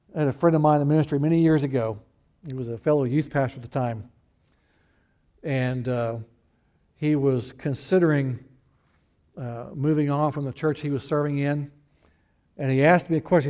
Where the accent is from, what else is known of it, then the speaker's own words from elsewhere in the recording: the Ozarks, United States; moved away; also born or lived in Texas / Houston; I was raised in the Ozarks